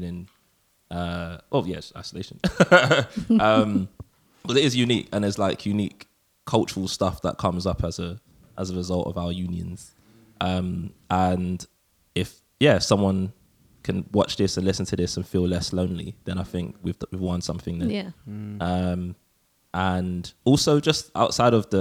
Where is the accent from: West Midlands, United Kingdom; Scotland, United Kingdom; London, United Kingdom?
London, United Kingdom; So we are all from London, England, UK